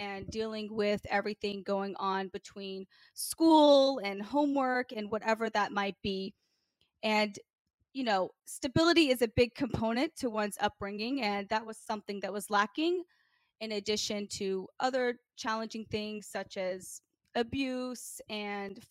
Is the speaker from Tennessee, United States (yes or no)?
yes; Memphis, Tennessee, United States; Growing up in Memphis, Tennessee was certainly a very challenging life